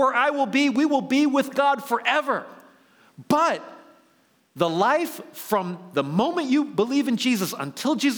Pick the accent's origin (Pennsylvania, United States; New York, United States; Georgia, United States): New York, United States; New York City; now in Bay Area, United States; I grew up in New York City, lived in Manhattan